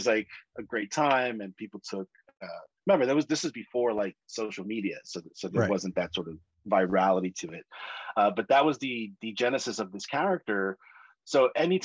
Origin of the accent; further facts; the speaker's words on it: New York City, New York, United States; I'm originally from New York City